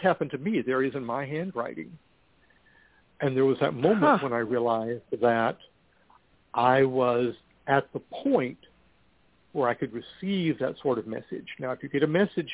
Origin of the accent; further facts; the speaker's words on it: Amarillo, Texas, United States; now in Austin, United States; my hometown of Amarillo